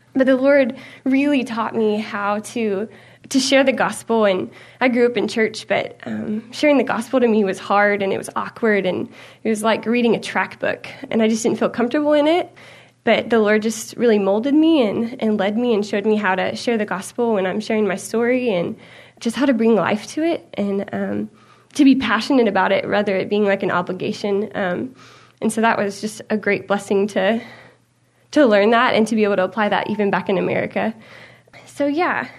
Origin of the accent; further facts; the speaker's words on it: United States; we are American